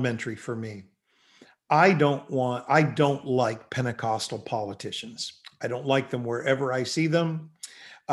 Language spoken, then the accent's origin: English; Canada; I'm from Canada